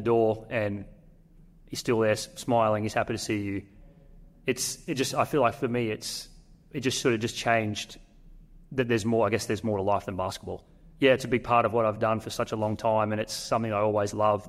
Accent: North Queensland, Australia; it's North Queensland. I'm from North Queensland.

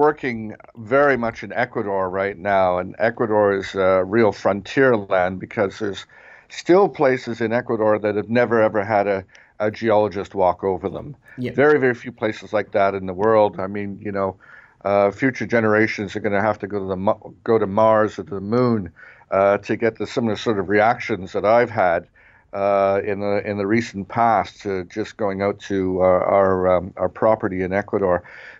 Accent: Canada; moved away as an adult; also born or lived in South Africa; now in Switzerland; I am Canadian, but I'm not based in Canada anymore.

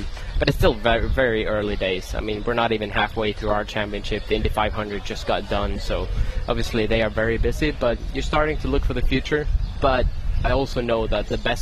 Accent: Sweden; also born or lived in United Kingdom; now in United States; I grew up in Sweden

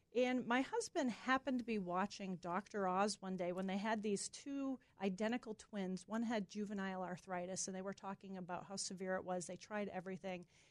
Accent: Massachusetts, United States; moved away; we're from Massachusetts. So all our family's in Massachusetts.

